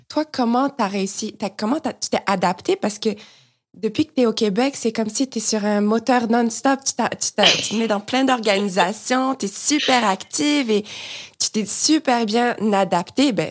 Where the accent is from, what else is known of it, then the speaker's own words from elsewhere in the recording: France; accent: French; now in Canada; J'ai complètement perdu mon accent français, ça c'est sûr et certain